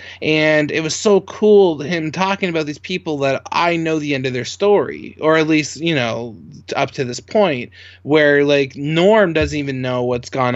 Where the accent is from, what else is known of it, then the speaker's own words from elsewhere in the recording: Canada; I'm a Canadian